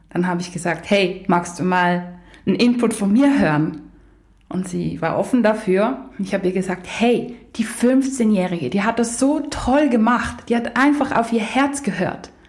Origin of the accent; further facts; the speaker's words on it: Germany; born there; first language pl; German is a second language; also born or lived in Poland; Ich bin zwar hier geboren, aber ähm, meine Eltern sprechen beide Polnisch. Meine erste Sprache war Polnisch. Und ich war auch als Kind sehr lange in Polen.